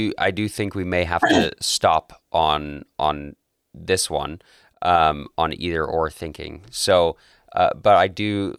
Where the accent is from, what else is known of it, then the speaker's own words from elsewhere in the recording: Calgary, Alberta, Canada; born and raised in Southern Alberta in Calgary, and I love it here